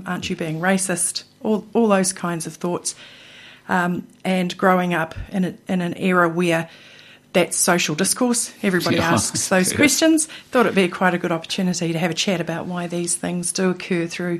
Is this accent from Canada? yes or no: no; New Zealand